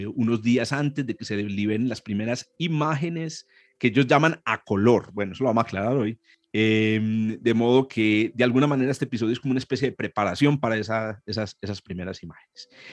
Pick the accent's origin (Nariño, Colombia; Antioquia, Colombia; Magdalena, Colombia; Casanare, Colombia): Antioquia, Colombia; Los dos somos antioqueños